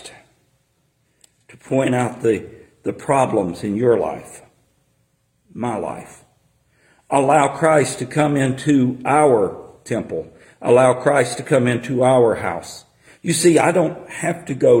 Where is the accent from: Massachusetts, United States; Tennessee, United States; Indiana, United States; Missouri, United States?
Tennessee, United States; I was born and raised where I was raised in Tennessee